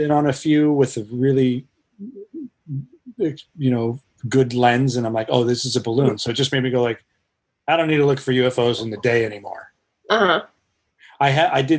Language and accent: English; Colorado, United States; moved away; I grew up in Colorado